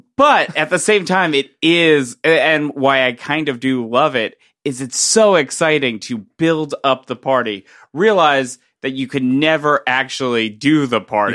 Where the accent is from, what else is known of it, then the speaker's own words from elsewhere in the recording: Middletown, New Jersey, United States; I'm from Middletown, New Jersey